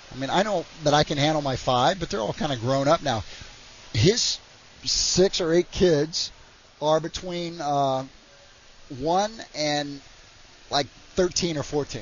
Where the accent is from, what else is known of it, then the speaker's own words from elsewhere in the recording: Oklahoma, United States; moved away as an adult; also born or lived in West Virginia; I grew up in Oklahoma.